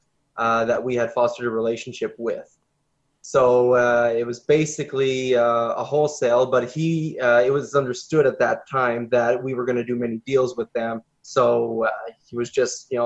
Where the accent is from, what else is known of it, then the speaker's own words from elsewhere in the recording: Canada; we're Canadian